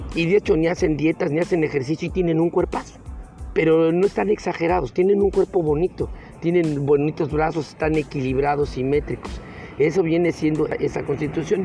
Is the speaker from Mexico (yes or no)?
yes; Mexico; aquí en mi país, en México